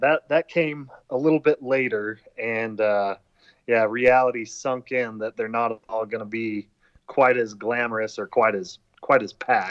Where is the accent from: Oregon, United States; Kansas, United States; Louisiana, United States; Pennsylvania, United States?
Kansas, United States; I mean, Dave and I came from Kansas, so like we were technically only a state away